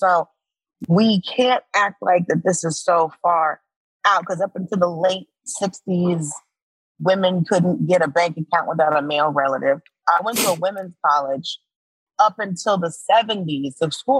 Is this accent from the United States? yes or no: yes; Miami, Florida, United States; born there; I was born in Miami because I'm the oldest.